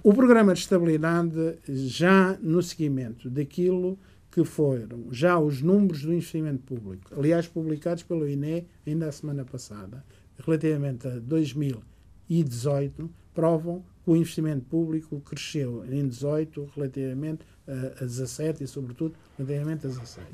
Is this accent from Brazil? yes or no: no; Portugal; also born or lived in Goa, India; Minha terra natal, eh, como sempre, embora a partir dos 5 anos eh, tenha vivido, crescido